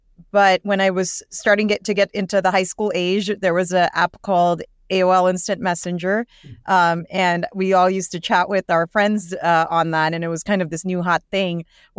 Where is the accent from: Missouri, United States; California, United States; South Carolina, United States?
California, United States; Yeah, so I was born and raised in the Bay Area by immigrant parents.